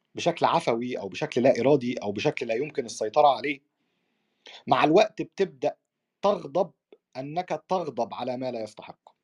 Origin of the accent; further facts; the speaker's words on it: Egypt; احنا عندنا في مصر